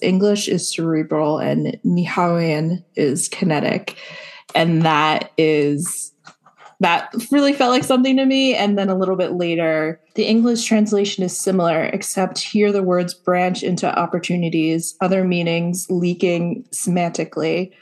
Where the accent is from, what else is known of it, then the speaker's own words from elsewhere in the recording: New Jersey, United States; I'm from New Jersey